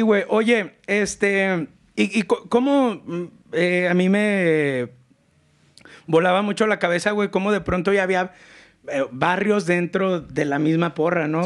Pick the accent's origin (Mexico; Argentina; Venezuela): Mexico; León, Guanajuato; Yo soy un leonés bien pinche acá